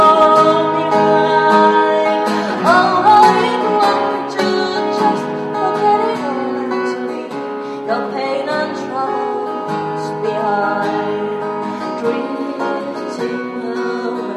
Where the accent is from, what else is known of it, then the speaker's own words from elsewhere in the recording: Vaasa, Ostrobothnia, Finland; we are from Vaasa, which is on the west coast of Finland